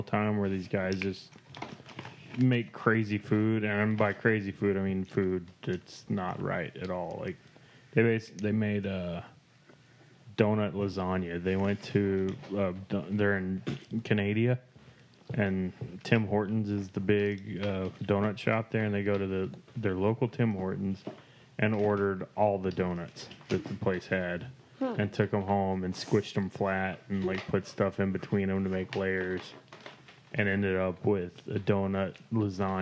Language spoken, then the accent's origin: English; Waco, Texas, United States; That's from my hometown